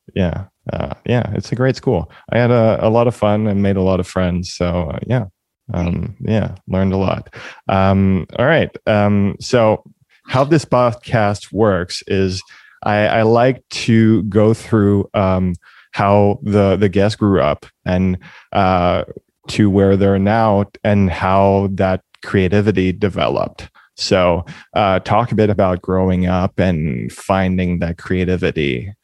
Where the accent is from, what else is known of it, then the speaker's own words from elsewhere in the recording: Montreal, Quebec, Canada; moved away; also born or lived in Toronto; We're both from Montreal.